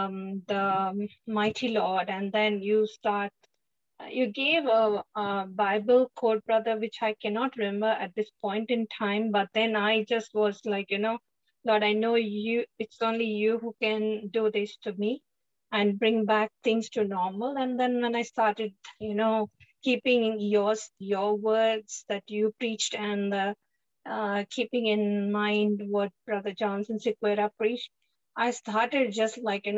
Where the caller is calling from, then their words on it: Melbourne, Victoria, Australia; here from Melbourne.